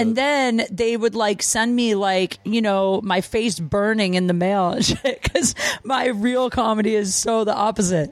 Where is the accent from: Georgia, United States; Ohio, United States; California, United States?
Ohio, United States; Canton; I grew up in small town Ohio, Canton, Ohio.